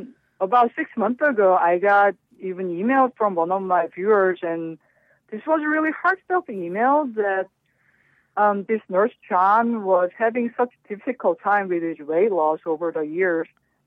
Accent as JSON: {"language": "English", "country": "South Korea", "tie": "born or raised there", "moved": "as an adult", "lives_now": "United States", "said": "I was born and raised in Korea, and I came here in my 20s."}